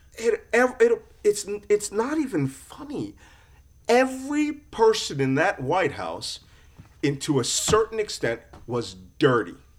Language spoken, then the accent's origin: English; Philadelphia, Pennsylvania, United States; I was born in Philadelphia